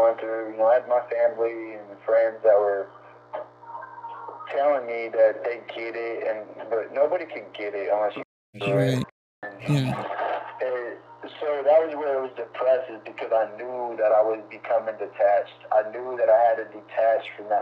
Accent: Lincoln, Nebraska, United States; I'm from Lincoln

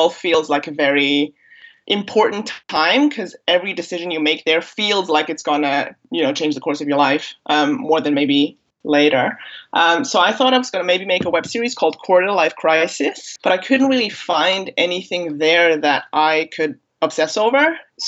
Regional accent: Germany; accent: American; also born or lived in Bosnia and Herzegovina; now in London, United Kingdom; So I was born in Bosnia, at the time Yugoslavia. I came to Germany as a baby. I'm a German national, and now I live in London in the UK. My American accent has nothing to do with anything.

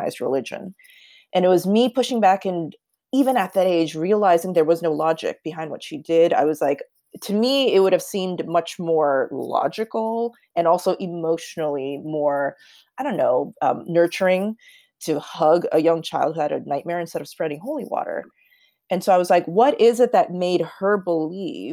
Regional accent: United States; I'm Korean American

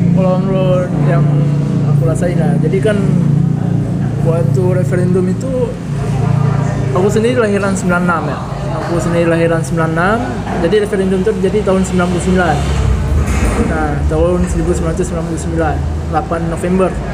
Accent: Aceh, Indonesia; moved away; Aku tuh ngaji, ngaji. Jadi kan seperti masyarakat Aceh umumnya

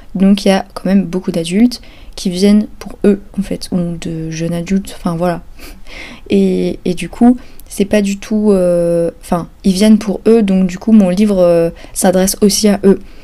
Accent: near Pau, Nouvelle-Aquitaine, France; moved away; du village où j'ai grandi à côté de Pau

